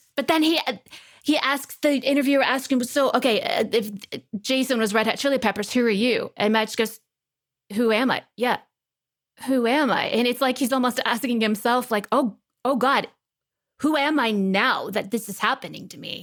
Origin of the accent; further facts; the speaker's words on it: Texas, United States; accent: Texas; my Texas accent is coming back a little bit